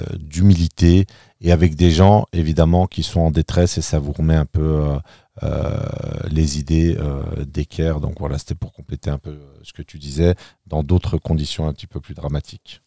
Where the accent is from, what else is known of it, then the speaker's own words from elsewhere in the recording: France; moved away as an adult; now in Berlin, Germany; en tant que français, je vis à Berlin depuis plus de trois ans